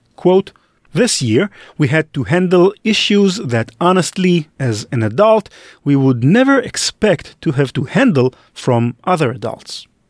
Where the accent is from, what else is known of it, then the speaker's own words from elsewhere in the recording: Israel; I grew up in Israel